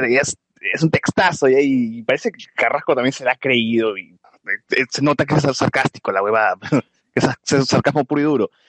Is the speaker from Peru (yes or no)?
yes; Peru; debemos apoyar el cine peruano porque es peruano y somos peruanos y debemos apoyar entre nosotros.